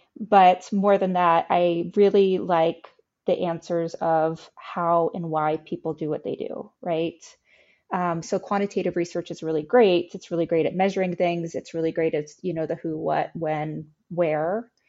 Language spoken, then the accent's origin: English; Texas, United States; now in Philadelphia, United States; I'm from Texas.